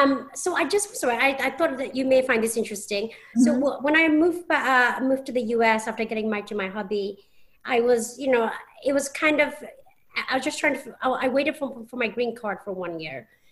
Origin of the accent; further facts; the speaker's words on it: England, United Kingdom; moved away as an adult; And you know, and I'm from England. I've been here 7 years.